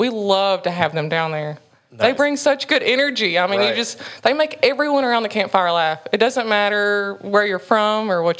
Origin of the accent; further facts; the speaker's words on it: Kentucky, United States; Like born and raised, yep. Can't seem to leave.